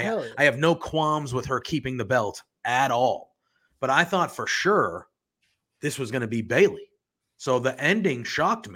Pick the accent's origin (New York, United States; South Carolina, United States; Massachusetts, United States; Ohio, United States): Massachusetts, United States; Boston; now in Haverhill, United States; I'm from Boston